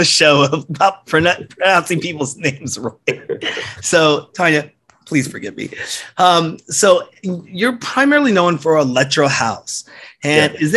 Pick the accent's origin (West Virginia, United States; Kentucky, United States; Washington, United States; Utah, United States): Washington, United States; Seattle; I'm from Seattle, so all these they're right in our backyard going boom, blowing up. And I'm about 16, 17, 18 years old